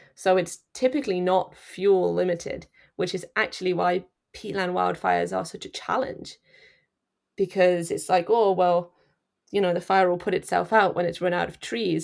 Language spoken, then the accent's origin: English; Nottinghamshire, East Midlands, United Kingdom; moved away as an adult; also born or lived in Leeds; now in Canada; I'm from Nottinghamshire. Um, sort of smack bang in the middle of the country.